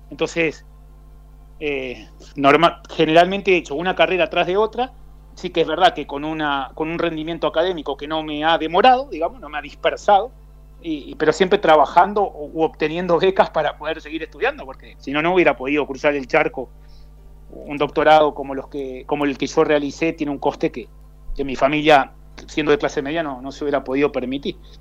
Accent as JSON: {"language": "Spanish", "region": "Santa Fe", "country": "Argentina", "tie": "born or raised there", "also_born_or_lived": "Rosario, Argentina / Sub-Saharan Africa / Belgium / Netherlands", "moved": "as an adult", "lives_now": "Spain", "said": "Soy argentino, yo nací en, Rosario, me crié en Santa Fe, pero llevo 22 años fuera de Argentina"}